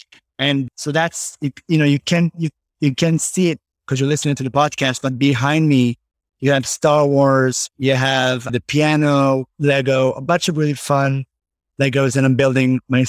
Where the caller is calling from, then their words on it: Tenafly, New Jersey, United States; Well, I'm calling in from my New Jersey Tenafly home. You know, I moved from the city to New Jersey.